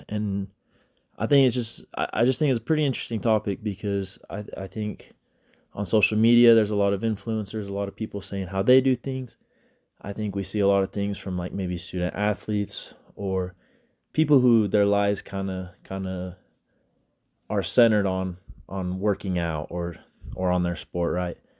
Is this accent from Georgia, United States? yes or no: no; Grantsville, Utah, United States; I'm from Utah. I'm from Grantsville, Utah.